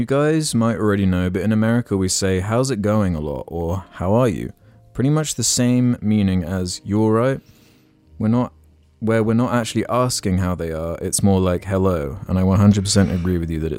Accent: San Antonio, Texas, United States; now in Austin, United States; Move to San Antonio, my hometown, and travel to Austin for nights out, where I currently live.

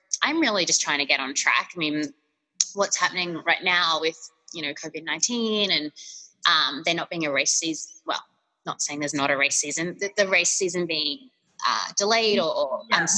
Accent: Australia; now in United States; being Australian in the US

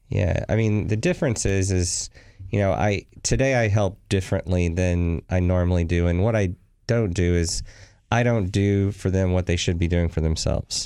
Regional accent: Texas, United States; moved away; also born or lived in New Orleans, Louisiana; Originally born in New Orleans, but spent most of my years in Texas

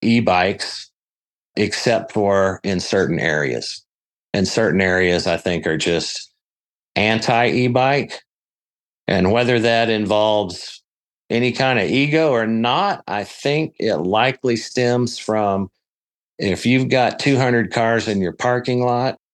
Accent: Colorado, United States; I'm from Colorado

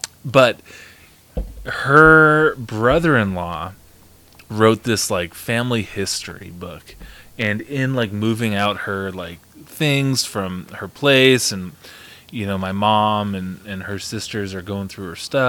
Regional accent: Shelby, Montana, United States; I'm from Shelby.

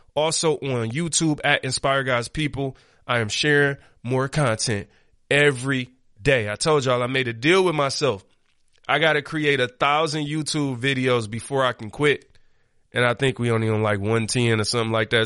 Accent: Detroit, Michigan, United States; I grew up on the east side of Detroit.

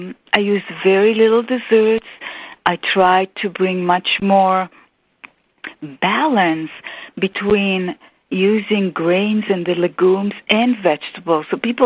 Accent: Israel; I grew up in Israel in a family of five children

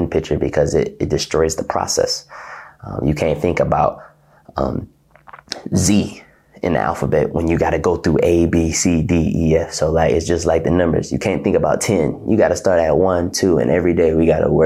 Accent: Ohio, United States; moved away as an adult; now in Russia; I'm from Ohio

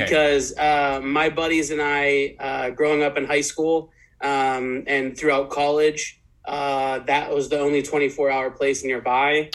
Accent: East Coast, United States; moved away as an adult; also born or lived in Midwest; now in West Coast, United States; I grew up, born and raised on the East Coast. I've lived for about six years in the Midwest, and now I'm living on the West Coast

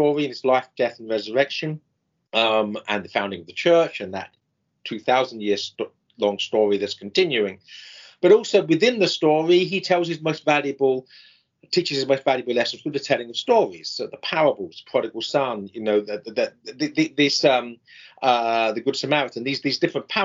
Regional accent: England, United Kingdom; now in United States; I'm English

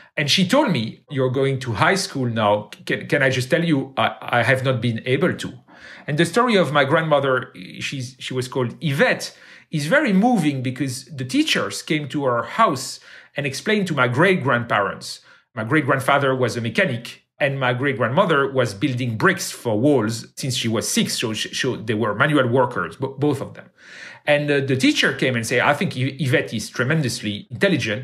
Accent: Brussels, Brussels-Capital Region, Belgium; I grew up in Brussels. I went to high school in Brussels, and I went to university in Brussels

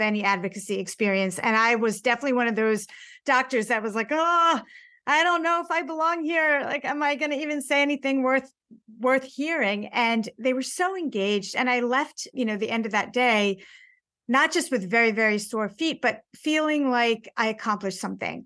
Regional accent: United States; as an American

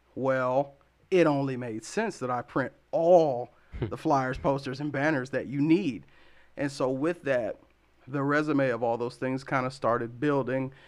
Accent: Columbus, Ohio, United States; also born or lived in Las Vegas, Nevada; now in Lansing, United States; my mom and I moved to Columbus, Ohio when I was about seven or eight. And I spent the majority of my life there.

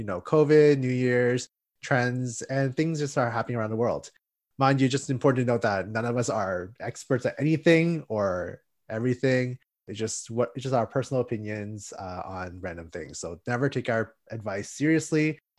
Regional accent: Toronto, Ontario, Canada; We're both from Toronto.

